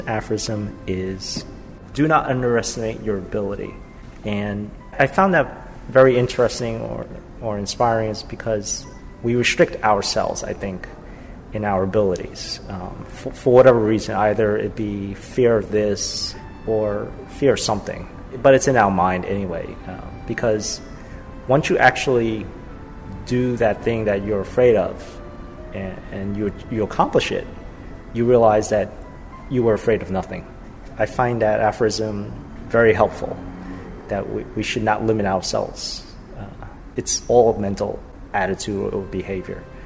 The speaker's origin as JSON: {"language": "English", "town": "New York City", "region": "New York", "country": "United States", "said": "I am from Ridgewood, New York."}